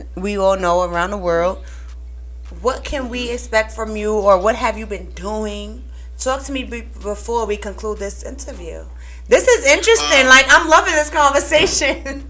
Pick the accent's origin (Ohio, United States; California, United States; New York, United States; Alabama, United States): New York, United States; Brooklyn; That's that Brooklyn down shit. South. I'm from Brooklyn. What's popping?